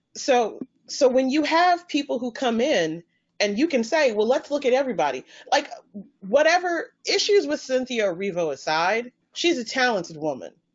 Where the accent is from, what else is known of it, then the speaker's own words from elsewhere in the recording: North Carolina, United States; I'm from North Carolina.